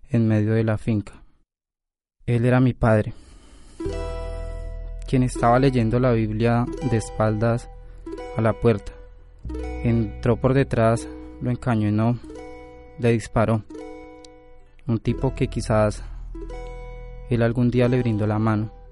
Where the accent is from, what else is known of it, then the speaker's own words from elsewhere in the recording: Chile; also born or lived in Colombia; Yo siempre me río y les digo, es lo que soy, mitad chileno y mitad colombiano.